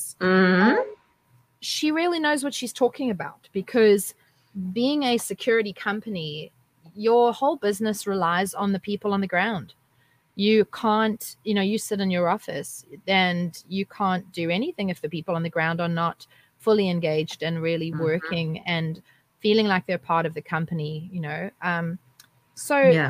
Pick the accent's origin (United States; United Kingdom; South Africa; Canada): South Africa; moved away as an adult; now in Australia; I come from South Africa. You know, I grew up there, and I've only been in Australia since 2015